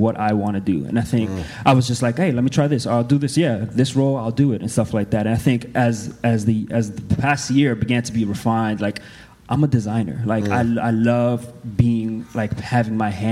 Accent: New York City, New York, United States; moved away as an adult; I'm originally from New York City, and I've been away from home for, like, 6 years

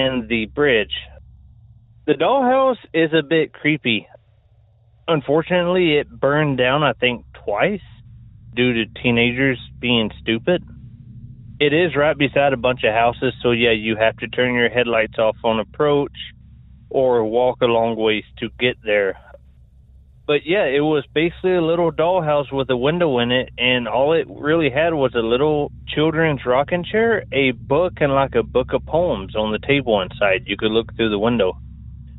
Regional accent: Tennessee, United States; also born or lived in California; Growing up in Tennessee, I grew up in a small town

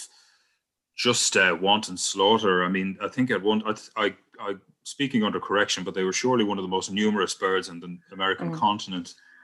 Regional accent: County Wicklow, Ireland; my hometown in Wicklow

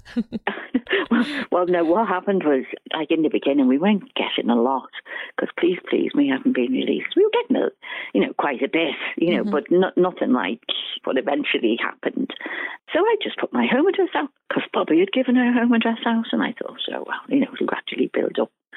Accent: Ireland; I'm Irish, and all my relations worked, you know, in the government

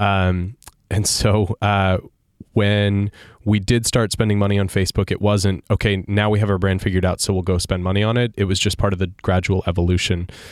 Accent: Sarasota, Florida, United States; my hometown paper, Sarasota

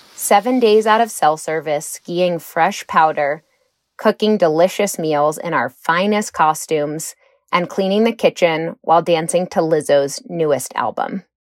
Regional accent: Washington, District of Columbia, United States; moved away as an adult; also born or lived in Portland, Oregon; Growing up in Washington, D.C.

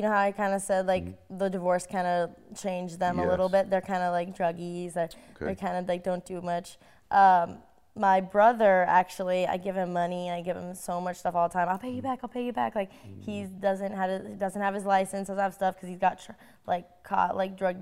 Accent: Colorado, United States; we grew up in Colorado

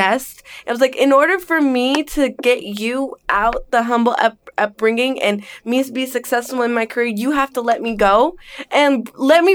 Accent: Bay Area, Northern California, United States; also born or lived in Englewood, New Jersey; now in Los Angeles, United States; I grew up in Northern California. I am from the Bay Area.

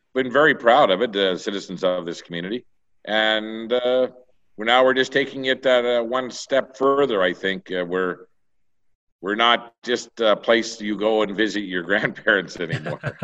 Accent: the Maritimes, Canada; now in Vegreville, Canada; I'm originally from the Maritimes. And, uh, I know before I left the Maritimes in seventy-nine

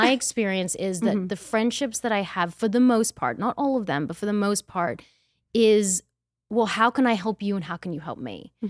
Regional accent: Australia; moved away; also born or lived in Austin; I'm Australian.

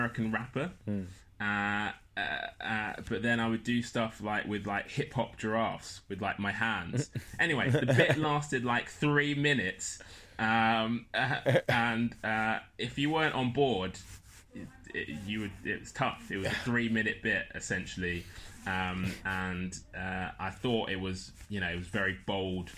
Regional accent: London, United Kingdom; I'm from Lewisham.

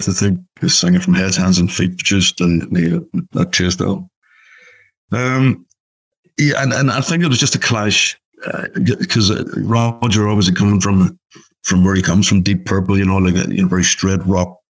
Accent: Belfast, Northern Ireland, United Kingdom; moved away; we played Belfast, obviously my hometown

